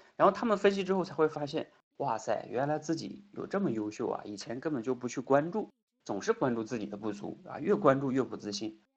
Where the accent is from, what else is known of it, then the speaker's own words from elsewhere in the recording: China; 我们中国长大的孩子